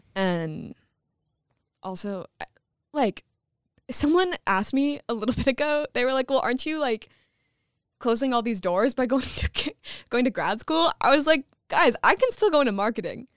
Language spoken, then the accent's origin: English; Michigan, United States; I'm from Michigan